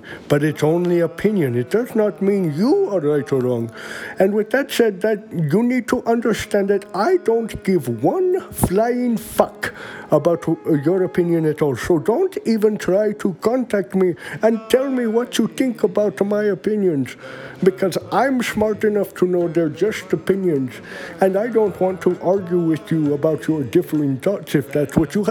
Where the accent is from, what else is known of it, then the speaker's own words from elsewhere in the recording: India; moved away; I'm from India with millions and millions